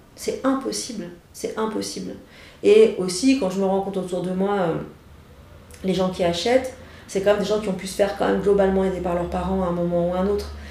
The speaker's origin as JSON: {"language": "French", "town": "Saint-Étienne", "region": "Auvergne-Rhône-Alpes", "country": "France", "moved": "yes", "lives_now": "Paris, France", "said": "je viens de Saint-Etienne"}